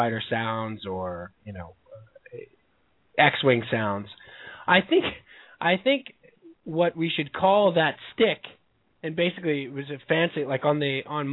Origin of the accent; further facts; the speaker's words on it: Commack, New York, United States; where I grew up in Comac, I had a parking lot across the street from me